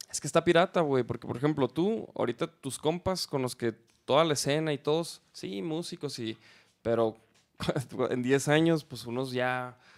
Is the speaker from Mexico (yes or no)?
yes; Chihuahua, Mexico; De Chihuahua.